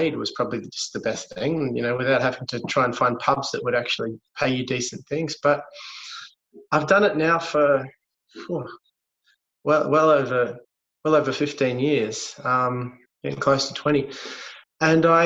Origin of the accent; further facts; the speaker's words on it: Melbourne, Victoria, Australia; I was born in Melbourne.